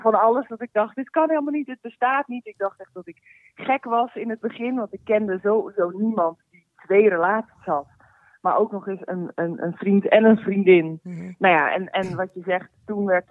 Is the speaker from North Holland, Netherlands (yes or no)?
yes; Heiloo, North Holland, Netherlands; moved away; also born or lived in Alkmaar / North Brabant; Geboren in Alkmaar opgegroeid in uh, Heilo.